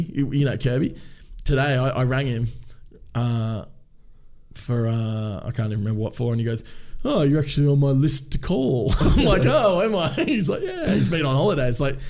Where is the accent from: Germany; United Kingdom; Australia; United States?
Australia; Tasmania; I'm from Tasmania